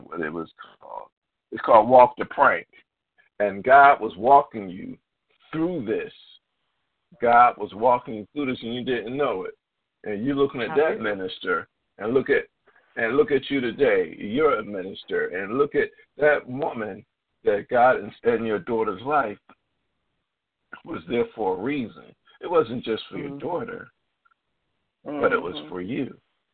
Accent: Philadelphia, Pennsylvania, United States; I'm from Philadelphia, but we went out in the Quakertown area

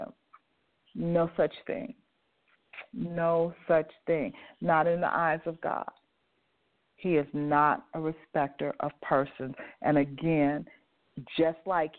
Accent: Las Vegas, Nevada, United States; I grew up in Las Vegas, and I grew up in Las Vegas in the 50s, 60s, and 70s

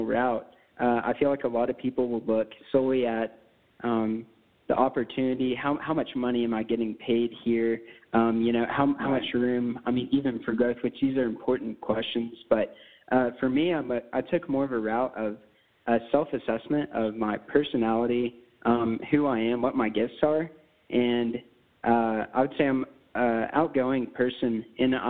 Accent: Lubbock, Texas, United States; I was born and raised here in Lubbock, Texas.

